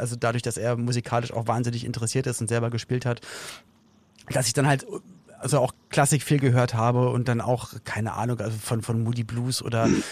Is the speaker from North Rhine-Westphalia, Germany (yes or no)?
no; Berlin, Germany; ich bin dann halt in Berlin aufgewachsen, in West-Berlin